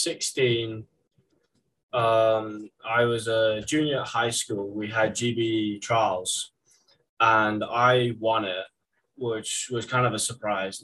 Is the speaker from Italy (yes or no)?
no; England, United Kingdom; moved away as an adult; now in Syracuse, United States; growing up in England